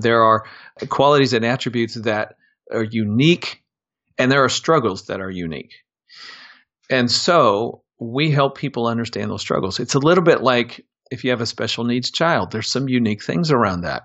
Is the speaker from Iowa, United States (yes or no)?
yes; Des Moines, Iowa, United States; I'm a Midwestern kid, born and raised in Des Moines, Iowa.